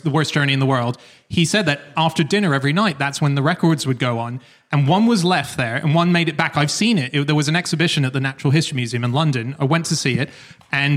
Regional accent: Australia; I'm from Australia.

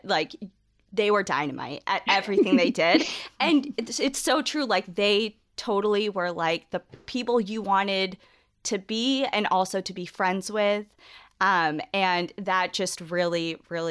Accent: New England, United States; we're both from New England

